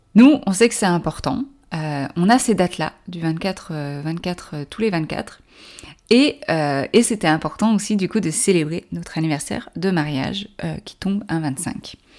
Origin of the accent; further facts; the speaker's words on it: France; Je suis française